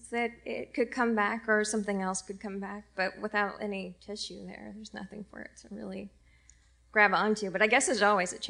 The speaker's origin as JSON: {"language": "English", "region": "Indiana", "country": "United States", "moved": "as an adult", "lives_now": "San Francisco, United States", "said": "I'm from Indiana originally."}